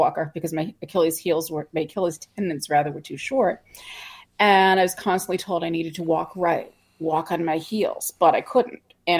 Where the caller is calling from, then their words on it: West Hartford, Connecticut, United States; I'm coming from West Hartford, Connecticut, right outside of Hartford.